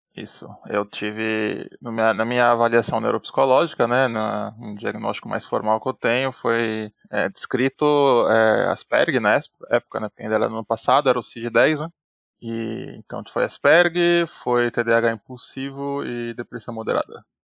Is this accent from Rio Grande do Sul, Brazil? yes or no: no; São Paulo, Brazil; tenho 85 anos, sou também de São Paulo